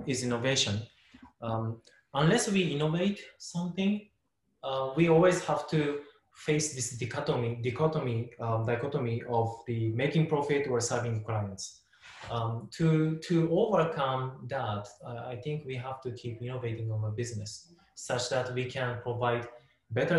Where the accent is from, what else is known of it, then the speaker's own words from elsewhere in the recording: Japan; I was born and raised in Japan